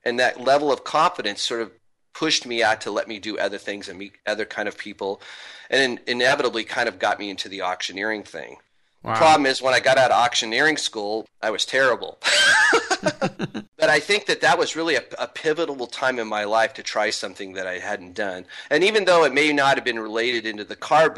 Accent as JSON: {"language": "English", "town": "Spokane", "region": "Washington", "country": "United States", "tie": "born or raised there", "moved": "yes", "said": "I'm from Spokane originally"}